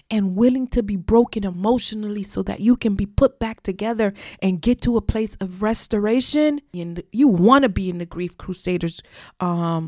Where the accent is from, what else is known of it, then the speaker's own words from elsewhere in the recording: South Florida, United States; She was born and raised in South Florida, I was too